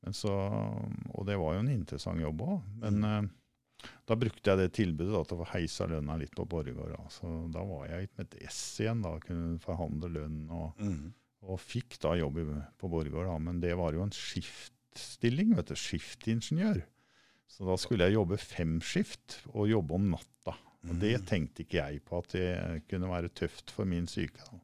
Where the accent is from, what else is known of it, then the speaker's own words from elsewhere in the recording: Rakkestad, Østfold, Norway; moved away; er fra Rakkestad opprinnelig